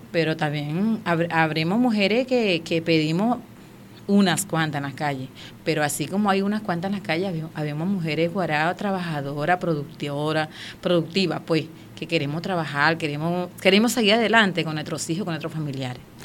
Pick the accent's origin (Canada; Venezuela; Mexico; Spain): Venezuela; moved away as an adult; now in Boa Vista, Brazil; Soy guarao, venezolana, tengo 42 años de edad